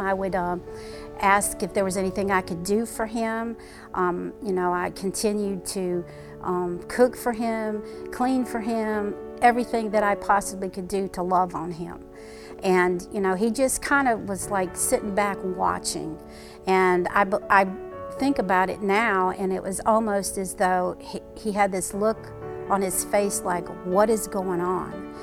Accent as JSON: {"language": "English", "town": "Chicago", "region": "Illinois", "country": "United States", "tie": "born or raised there", "also_born_or_lived": "Butler, Pennsylvania", "moved": "as an adult", "lives_now": "Greenville, United States", "said": "I grew up in Chicago, Illinois. I actually was uh, born in Butler, Pennsylvania, and moved when I was five to Chicago and graduated high school and then came to South Carolina."}